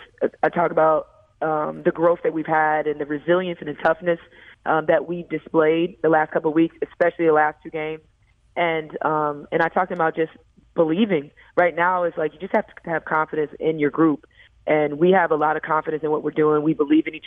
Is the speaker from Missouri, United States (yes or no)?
yes; St. Louis, Missouri, United States; moved away; bring my team to my hometown and bring them to kind of, for them to see where I'm from and my roots